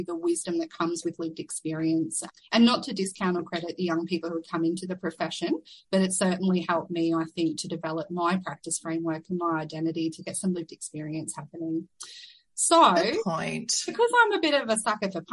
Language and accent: English; Rockhampton, Queensland, Australia; also born or lived in Perth; I was born and raised in Rockhampton, which is Dharambal country.